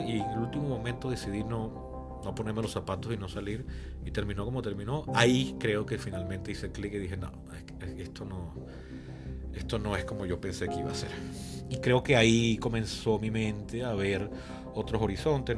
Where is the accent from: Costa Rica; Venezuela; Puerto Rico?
Venezuela; Mi país natal, mi país de residencia, del cual nunca he estado fuera por más de cuatro meses